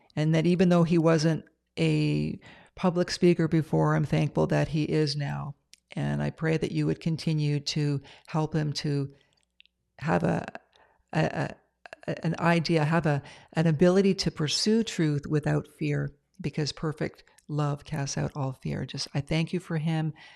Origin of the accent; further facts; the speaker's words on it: Ontario, Canada; now in British Columbia, Canada; I'm from Ontario, but I live in, uh, B C now